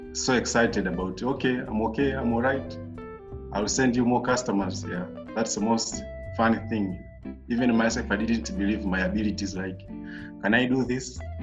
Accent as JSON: {"language": "English", "country": "Tanzania", "tie": "born or raised there", "said": "I'm happy to be born and raised in Tanzania"}